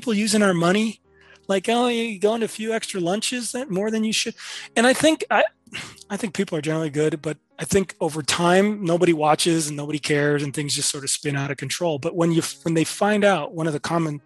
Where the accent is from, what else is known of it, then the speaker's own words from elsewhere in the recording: Chicago, Illinois, United States; as a kid growing up in Chicago, couldn't even dream being an architect because I never met one